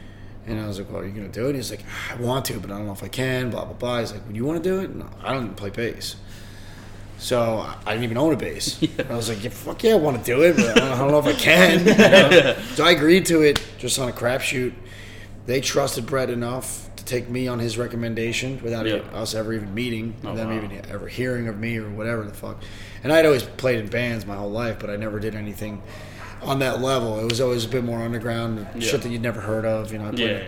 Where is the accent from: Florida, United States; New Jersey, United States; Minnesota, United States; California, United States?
New Jersey, United States; I'm from New Jersey. Awesome. Yeah, so I've lived there my whole entire life, apart from maybe 1 year when I was in my late teens.